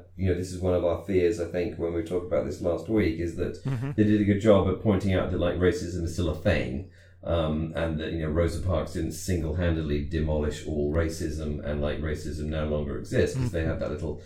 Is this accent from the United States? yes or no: no; United Kingdom; growing up in Britain